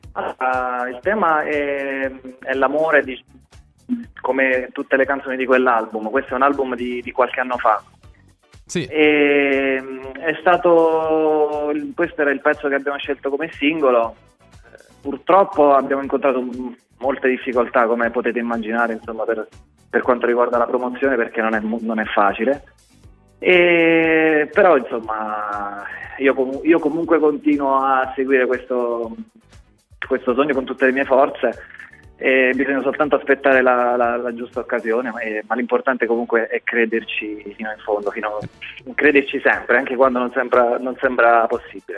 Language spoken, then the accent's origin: Italian; Rocca San Giovanni, Abruzzo, Italy; also born or lived in Lanciano; io sono, sono, abruzzese, sono di Lanciano, però io sono cresciuto nei primi anni a Rocca San Giovanni, che è un paese vicino